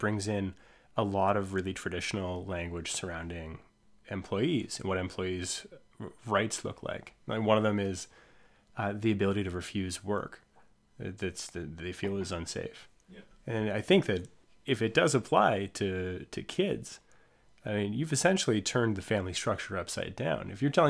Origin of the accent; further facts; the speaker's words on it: Ontario, Canada; I'm a kid from Ontario, so a lot of this is mythological and required high school reading